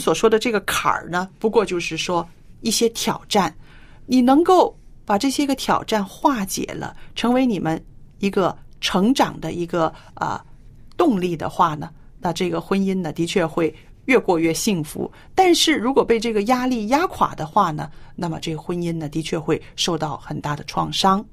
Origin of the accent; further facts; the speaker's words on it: China; 在我们中国人的，呃，传统观念里边